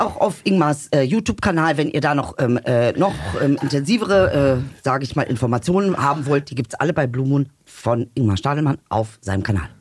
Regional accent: Germany; auch wenn man hier geboren ist und groß geworden ist

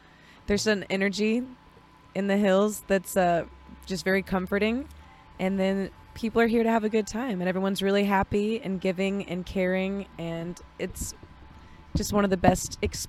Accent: Jasper, Georgia, United States; also born or lived in Florida; We are from, well, we were born in Florida, but we were raised in the North Georgia Mountains.

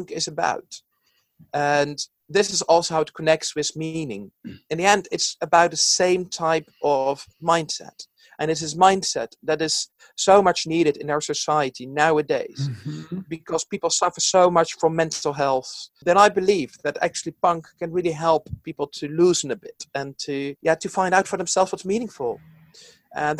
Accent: Netherlands; now in London, United Kingdom; originally I'm from the Netherlands, where there's actually no punk culture at all.

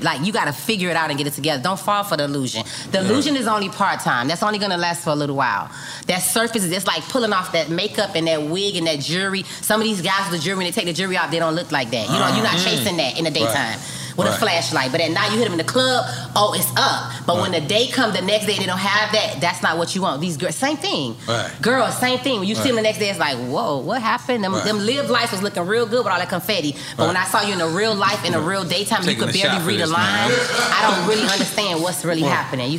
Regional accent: Miami, Florida, United States; I'm from Liberty City, Miami, Florida

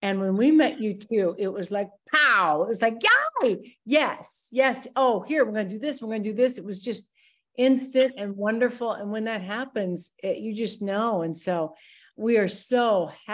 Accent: Rockford, Illinois, United States; also born or lived in Wisconsin; I grew up in Rockford, Illinois, born in Wisconsin, a Midwestern girl

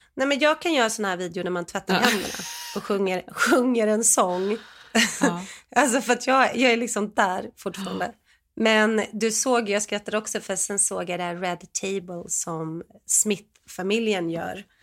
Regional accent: Sweden; moved away; som svensk

